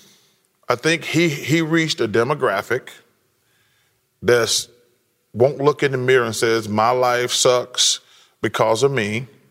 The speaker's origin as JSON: {"language": "English", "region": "the South", "country": "United States", "said": "I'm from the South"}